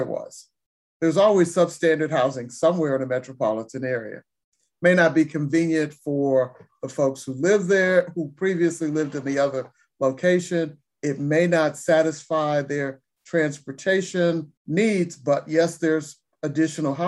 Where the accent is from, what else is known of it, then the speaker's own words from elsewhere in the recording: Detroit, Michigan, United States; I grew up in Detroit, and my godparents lived near one of the new freeway construction routes